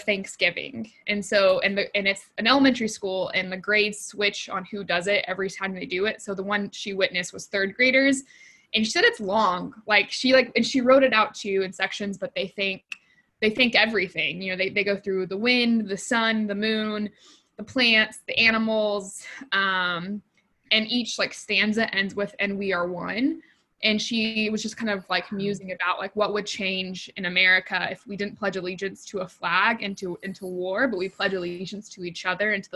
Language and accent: English; Texas, United States; I grew up in Texas